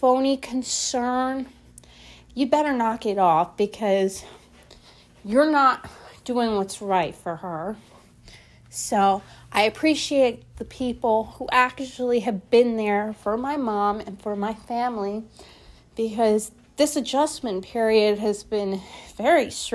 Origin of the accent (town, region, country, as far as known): Philadelphia, Pennsylvania, United States; born or raised there; moved away